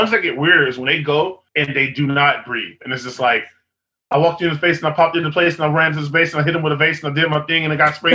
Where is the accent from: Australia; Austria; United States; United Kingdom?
United States; Austin, Texas; I'm from Austin